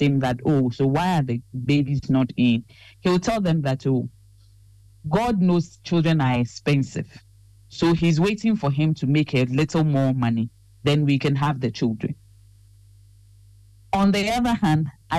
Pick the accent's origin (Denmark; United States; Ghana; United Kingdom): Ghana; we are trained as very Ghanaian